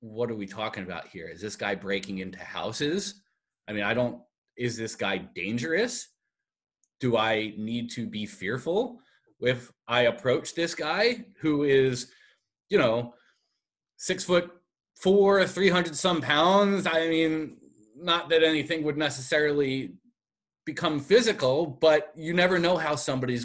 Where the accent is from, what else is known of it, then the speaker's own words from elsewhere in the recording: Philadelphia, Pennsylvania, United States; moved away as an adult; now in Buffalo, United States; I'm from Philadelphia originally